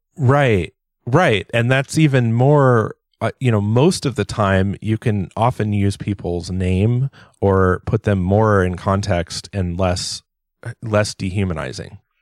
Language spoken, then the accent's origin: English; Southern California, United States; growing up in Southern California